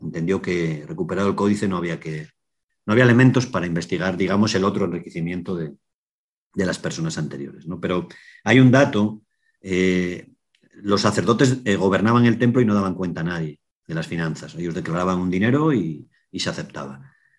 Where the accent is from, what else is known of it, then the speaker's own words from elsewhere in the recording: Asturias, Spain; soy periodista, soy asturiano